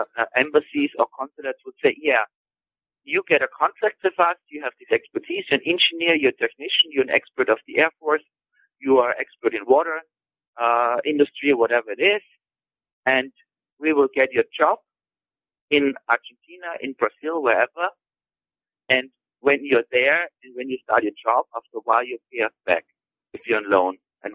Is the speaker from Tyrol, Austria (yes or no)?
yes; Tyrol, Austria; So when I go in, you know, to my home country, to Tirol, these agricultural machines